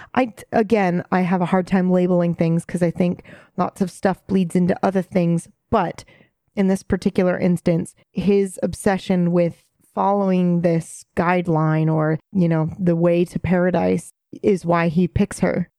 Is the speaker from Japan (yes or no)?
yes; Japan; moved away; when I was there, growing up there